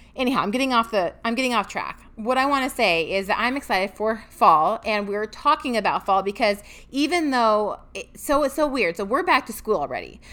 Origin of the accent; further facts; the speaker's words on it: Washington, United States; moved away as an adult; now in Tennessee, United States; we are both from Washington State